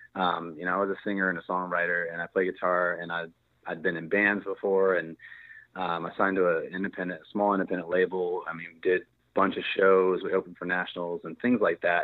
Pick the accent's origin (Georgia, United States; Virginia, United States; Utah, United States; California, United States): Virginia, United States; moved away as an adult; now in Texas, United States; I'm from Virginia, so I grew up with the snow and all that stuff.